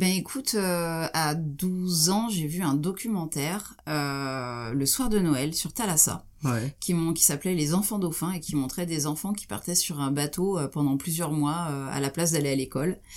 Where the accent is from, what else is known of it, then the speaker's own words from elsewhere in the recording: Troyes, Grand Est, France; j'ai grandi à Troyes en Champagne.